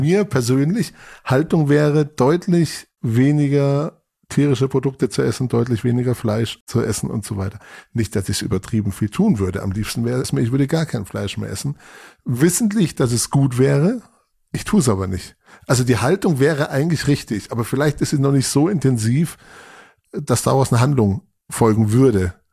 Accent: Munich area, Bavaria, Germany; Also ich komme aus, aus dem Münchner Raum

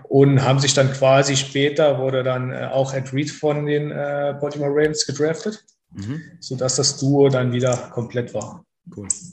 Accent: near Trier, Rhineland-Palatinate, Germany; komme aus der Nähe der ältesten Stadt Deutschland, das ist Trier in Rheinland-Pfalz

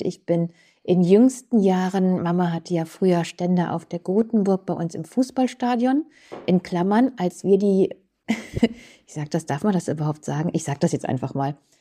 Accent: Krefeld, North Rhine-Westphalia, Germany; auf der hiesigen Kirmes bei uns in Uerdingen

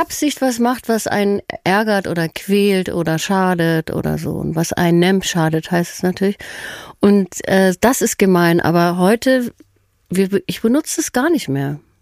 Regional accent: Herdecke, North Rhine-Westphalia, Germany; also born or lived in Hagen; aufgewachsen bin ich in Herdecke.

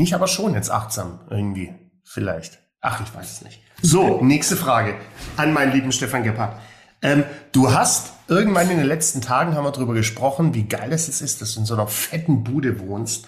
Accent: Swabia, Germany; für mich als Schwabe

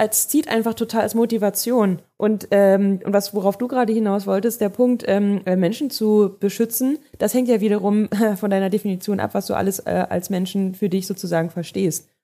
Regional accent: Germany; wir als Deutsche hier

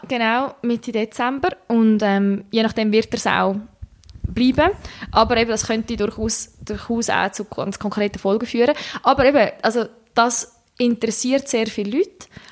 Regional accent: Switzerland; also born or lived in Czech Republic; ich bin in der Schweiz mehr oder weniger aufgewachsen. Also wir haben auch noch im Ausland gewohnt, wo ich klein bin als, als Kind

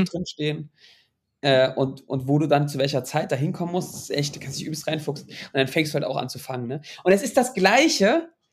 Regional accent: Baltic coast, Germany; ich bin an der Ostsee mit fast mit groß geworden

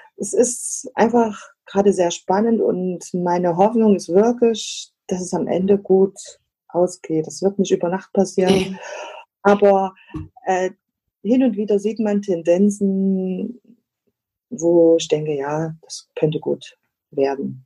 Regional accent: East Germany, Germany; ich bin ja in der DDR groß geworden

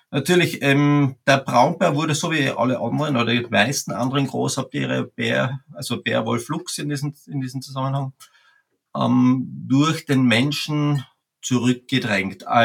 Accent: Carinthia, Austria; ich komme aus Österreich, aus Kärnten, ganz im Süden an der Grenze Slowenien

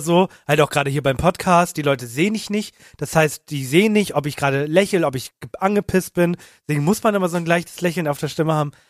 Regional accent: Hamburg, Germany; wir kommen aus Hamburg, der ist jetzt nicht groß

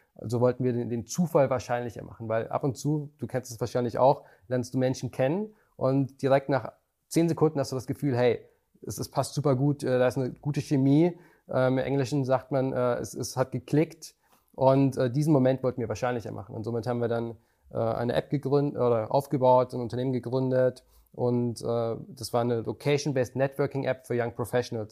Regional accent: Germany; als Deutscher

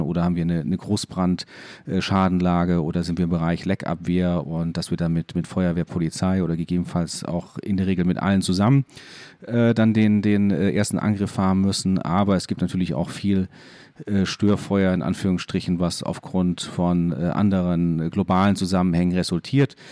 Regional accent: Landau, Rhineland-Palatinate, Germany; moved away as an adult; also born or lived in Bremen; now in Hamburg, Germany

